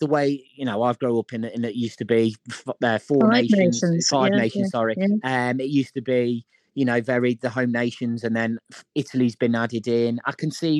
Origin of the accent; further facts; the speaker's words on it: Leicester, East Midlands, United Kingdom; growing up in Leicester